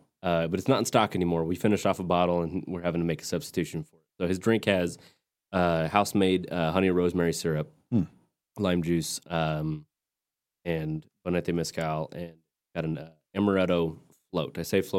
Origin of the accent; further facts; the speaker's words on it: West Texas, United States; also born or lived in Tulsa, Oklahoma; now in Fort Worth, United States; my hometown was in the path of totality. So West Texas, Midland, Lubbock, that kind of area